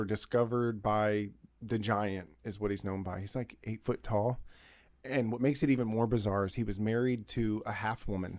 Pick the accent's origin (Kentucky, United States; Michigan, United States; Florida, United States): Florida, United States; Riverview; I'm from the West Coast, but the West Coast of Florida. Yeah. I'm from Tampa. I'm actually from a little town called Riverview, but I have family from Riverview to Gibsonton.